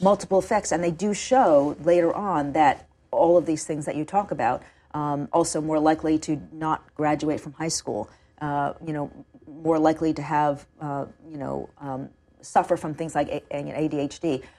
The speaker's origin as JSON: {"language": "English", "town": "New York City", "region": "New York", "country": "United States", "tie": "born or raised there", "said": "I grew up on the Upper West Side of Manhattan."}